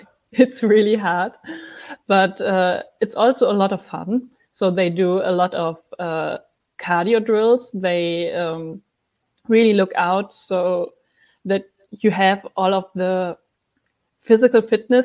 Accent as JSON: {"language": "English", "country": "Germany", "said": "I'm from Germany, and I'm looking to start my career also here in America in the wrestling business."}